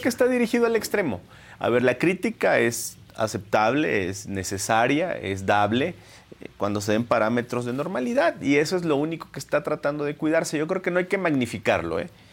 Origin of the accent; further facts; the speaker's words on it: Minatitlán, Veracruz, Mexico; Yo soy del sur de Minatitlán y puedo decirte que es una zona golpeada.